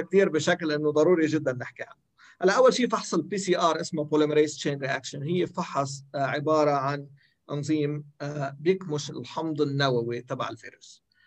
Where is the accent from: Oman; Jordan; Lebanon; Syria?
Lebanon; عندنا بلبنان